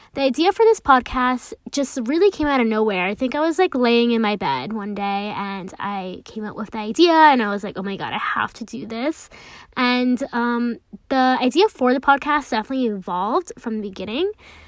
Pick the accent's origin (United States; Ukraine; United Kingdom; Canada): United States; I am a first generation American, so I grew up balancing two different cultures, like being American and also being Hispanic and Latina.